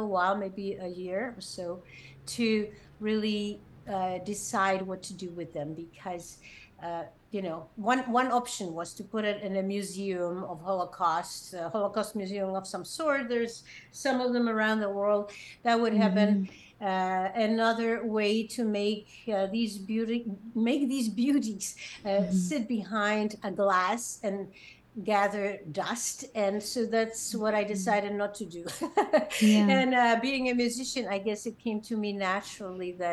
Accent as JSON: {"language": "English", "region": "Prague", "country": "Czechia", "tie": "born or raised there", "said": "I come from Prague, Czech Republic, and I've been professionally involved in music really since childhood, because I sang in a musical theater there as a kid"}